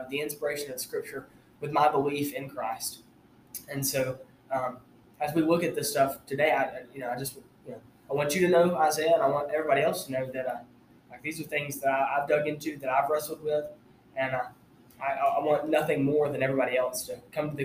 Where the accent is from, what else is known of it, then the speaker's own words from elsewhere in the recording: Armuchee, Georgia, United States; now in Tennessee, United States; I'm from Northwest Georgia, from a little town called Armurchie. It's just north of Rome